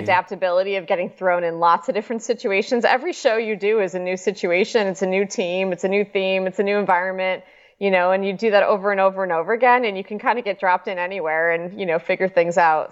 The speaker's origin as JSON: {"language": "English", "town": "Chicago", "region": "Illinois", "country": "United States", "said": "I'm from Chicago, so everybody did ice skating"}